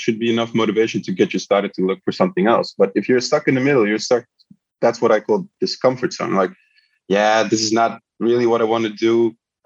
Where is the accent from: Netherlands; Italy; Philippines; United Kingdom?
Netherlands; also born or lived in Belgrade, Serbia; my parents moved to Holland. And I had a pretty chill childhood. I mean, everything was okay in Holland